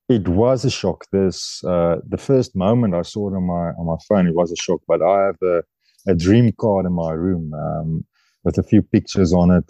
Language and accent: English; South Africa; moved away as an adult; now in France; in my heart, I'm, I'm a South African.